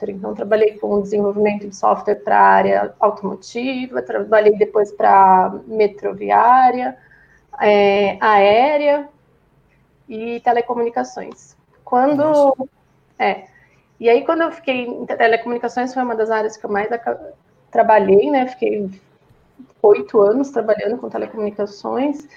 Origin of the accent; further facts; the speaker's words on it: São Bernardo do Campo, São Paulo, Brazil; now in Campinas, Brazil; Eu sou de São Bernardo, né? Eu fiquei a vida toda aí. Só depois que eu casei que eu fui para São Paulo e é hoje estou em Campinas.